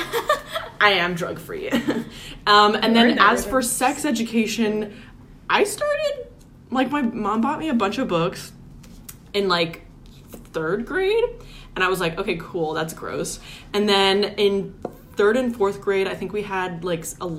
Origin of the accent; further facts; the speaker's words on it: California, United States; I'm from California